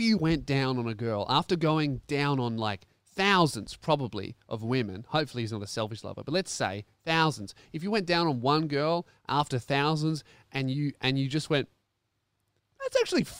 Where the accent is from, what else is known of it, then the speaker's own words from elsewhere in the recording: Tasmania, Australia; Yeah, we're from Tassie.